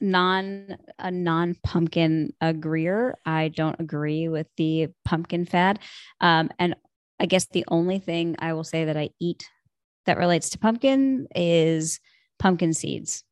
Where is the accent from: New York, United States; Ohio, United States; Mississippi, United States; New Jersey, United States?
New York, United States; Buffalo; moved away as an adult; now in Portland, United States; I'm originally from Buffalo, big Bills fan